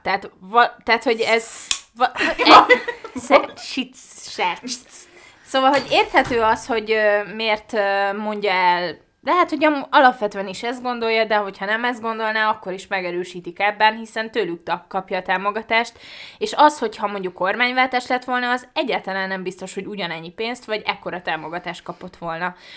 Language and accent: Hungarian; Budapest, Hungary; tőzsgyökeres Budapestit én nem ismerek sok embert. És jó, ez én vagyok